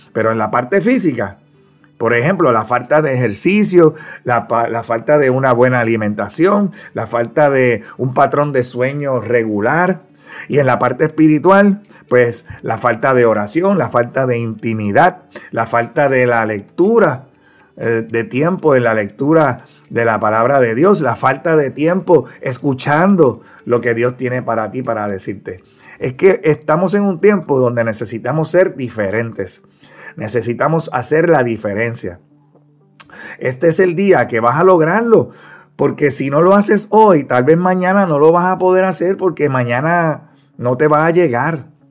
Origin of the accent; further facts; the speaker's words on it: Ponce, Puerto Rico; cursaba la escuela elemental allá en mi pueblo de Ponce, aquí en Puerto Rico